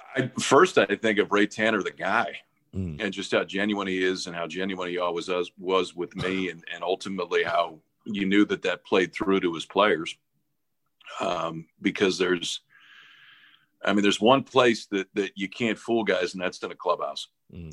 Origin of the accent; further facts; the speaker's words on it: Omaha, Nebraska, United States; moved away; also born or lived in Stanford; I grew up in Omaha